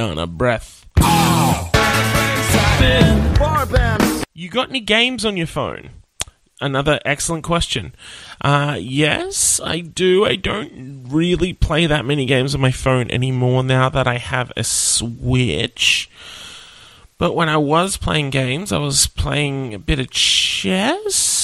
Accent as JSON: {"language": "English", "town": "Nowra", "region": "New South Wales", "country": "Australia", "tie": "born or raised there", "said": "I grew up in Nowra"}